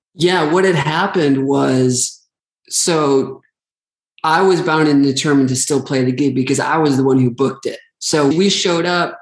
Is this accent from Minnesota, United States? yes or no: yes; Staples, Minnesota, United States; I'm from a very small town in Minnesota called Staples, Minnesota